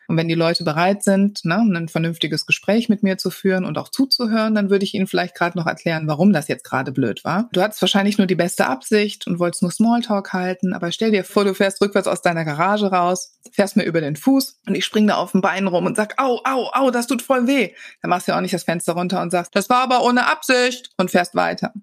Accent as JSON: {"language": "German", "town": "Wuppertal", "region": "North Rhine-Westphalia", "country": "Germany", "tie": "born or raised there", "lives_now": "Cologne, Germany", "said": "ich bin in Wuppertal geboren"}